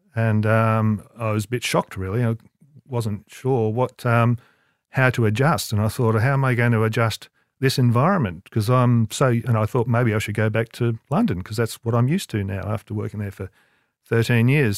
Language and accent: English; Melbourne, Victoria, Australia; moved away; in Melbourne, I'd grew up in Melbourne